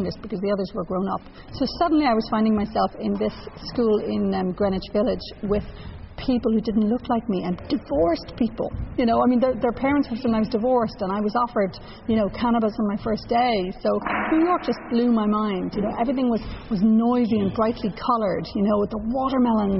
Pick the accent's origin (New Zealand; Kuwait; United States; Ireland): Ireland; Dublin, Leinster; moved away as an adult; also born or lived in England; now in Canada; Ireland, where I grew up, and then England, where I lived for 8 years as well